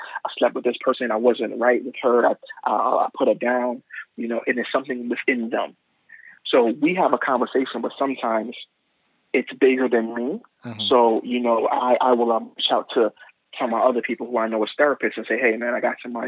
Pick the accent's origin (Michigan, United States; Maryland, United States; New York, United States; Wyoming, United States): New York, United States; New York City; growing up in Brooklyn